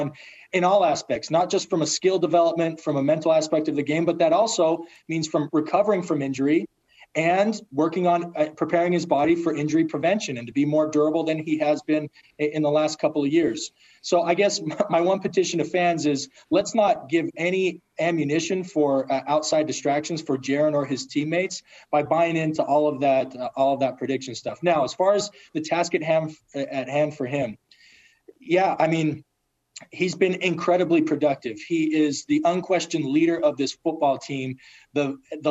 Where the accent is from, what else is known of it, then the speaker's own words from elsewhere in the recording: Logan, Utah, United States; I was from Logan and happened to play at BYU